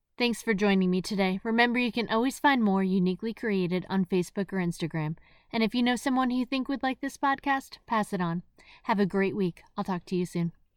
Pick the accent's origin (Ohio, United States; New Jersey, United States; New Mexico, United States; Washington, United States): New Jersey, United States; moved away as an adult; also born or lived in the South; I grew up in New Jersey